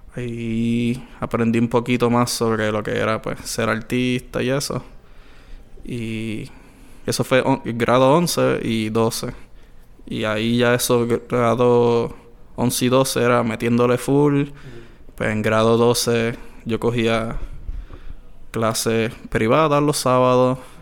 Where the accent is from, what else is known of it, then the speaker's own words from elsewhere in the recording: Añasco, Puerto Rico; yo soy de Añasco